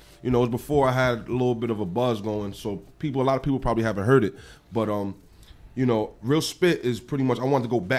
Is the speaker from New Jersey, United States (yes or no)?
yes; Paterson, New Jersey, United States; also born or lived in Montgomery, Alabama; My grandmother always owned the house I grew up in, which was on 31st Street in Patterson